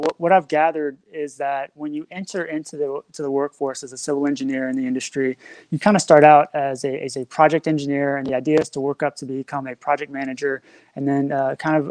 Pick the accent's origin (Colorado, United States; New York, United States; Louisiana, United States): Louisiana, United States; New Orleans; also born or lived in Florida / Ohio / Little Rock, Arkansas; now in Nevada, United States; Originally, I'm from New Orleans, Louisiana